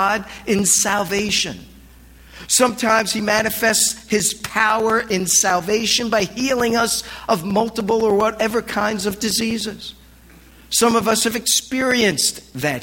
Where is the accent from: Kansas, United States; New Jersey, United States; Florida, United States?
New Jersey, United States; now in Los Angeles, United States; I was raised in Jersey